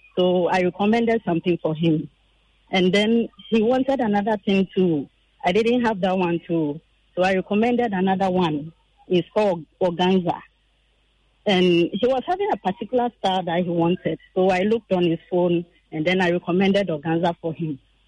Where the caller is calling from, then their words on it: Teshi, Greater Accra, Ghana; I'm from Teshi.